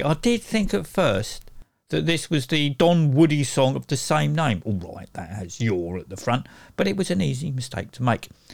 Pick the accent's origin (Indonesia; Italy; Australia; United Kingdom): United Kingdom; I say shop as opposed to store because I'm British